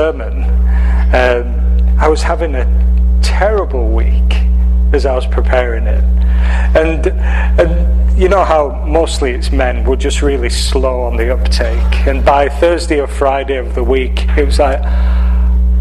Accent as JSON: {"language": "English", "area": "Cumbria", "region": "North West England", "country": "United Kingdom", "accent": "English, northwest of England", "moved": "as an adult", "said": "From England. From the northwest of England. If you were looking at the map of England, you'd see Manchester, and then you'd see in the northwest a county called Cumbria"}